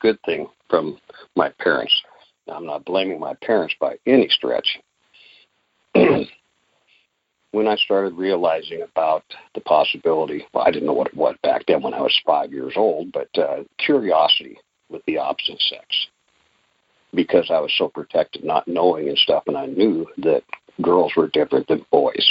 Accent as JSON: {"language": "English", "region": "Alaska", "country": "United States", "tie": "born or raised there", "said": "I was born and raised in Alaska, a large family."}